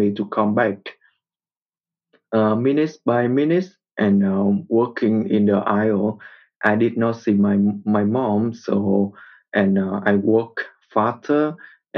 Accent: Vietnam; I am from Vietnam, and my parents were born and grew up in the north of my country

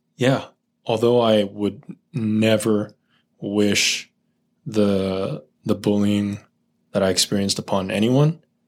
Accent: Silicon Valley, California, United States; I grew up in the Silicon Valley

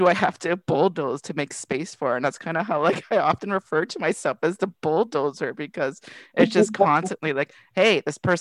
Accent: Toronto, Ontario, Canada; I grew up in Regent Park

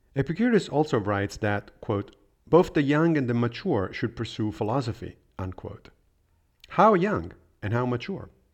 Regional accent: Rome, Lazio, Italy; moved away; I did study philosophy in high school when I was growing up in Rome

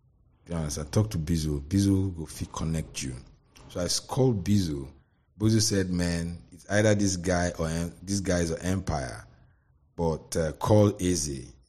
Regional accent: Ikeja, Lagos, Nigeria; born there; I was born in Ikeja, Lagos.

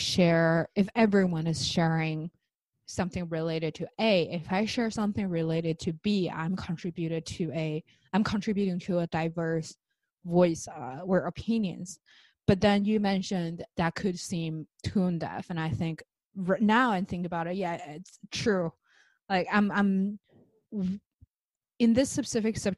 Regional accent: China; now in United States; I came from China, I live in the States

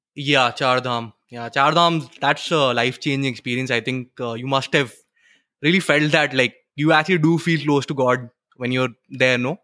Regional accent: Western Uttarakhand, India; now in Pune, India; I'm from, uh, Uttarakhand. Actually, uh, Western Uttarakhand. So, we are hill people

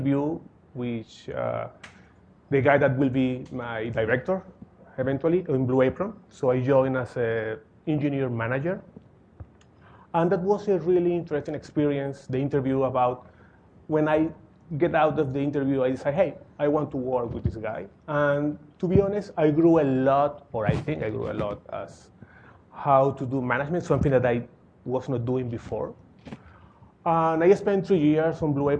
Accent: Caracas, Capital District, Venezuela; moved away as an adult; now in New York, United States; I grew up in Caracas, Venezuela

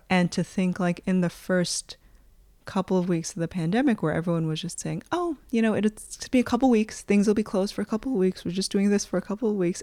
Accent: United States; moved away; my perspective as an American

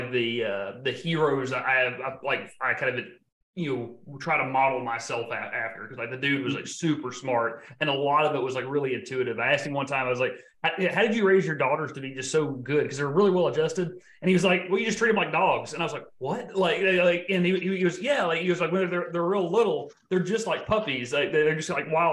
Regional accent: Texarkana, United States; I'm from Texarkana

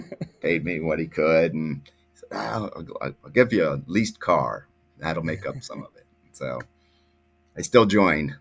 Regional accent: Cleveland, Ohio, United States; moved away as an adult; also born or lived in Athens, Ohio; now in Mansfield, United States; I was from the Cleveland area. I lived in Lakewood, West Side

